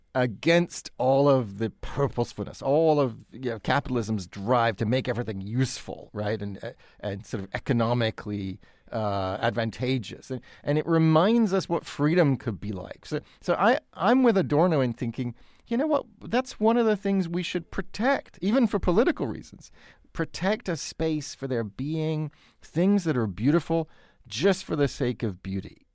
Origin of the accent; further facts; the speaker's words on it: United Kingdom; moved away; like the Grenfell Tower in London, a case in you know, my home country